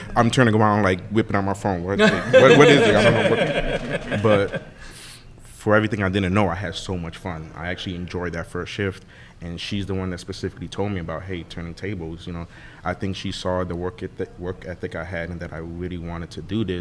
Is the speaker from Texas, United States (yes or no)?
no; New Orleans, Louisiana, United States; I grew up in Mid-City for 20 years